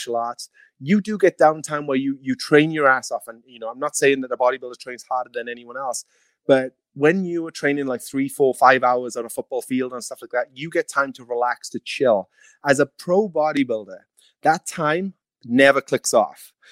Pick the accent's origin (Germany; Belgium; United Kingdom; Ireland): United Kingdom; Wales; now in Clearwater, United States; I'm Welsh